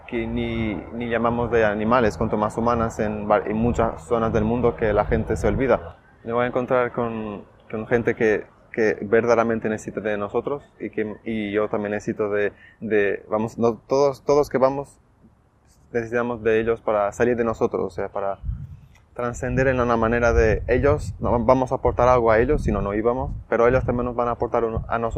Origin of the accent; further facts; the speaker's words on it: Portugal; soy de Portugal y estudio medicina en el cuarto curso